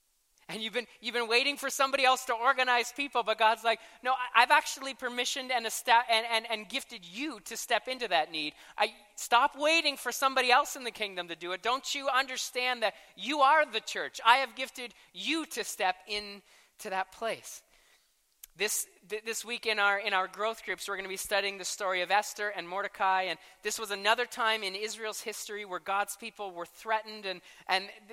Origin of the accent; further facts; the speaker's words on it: Canada; I am a passionate Canadian for 9 months a year